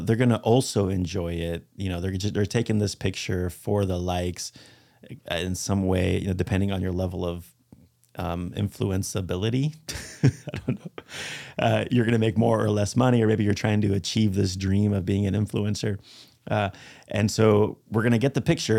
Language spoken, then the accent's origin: English; Spain; moved away; And I speak Spanish. I'm from Spain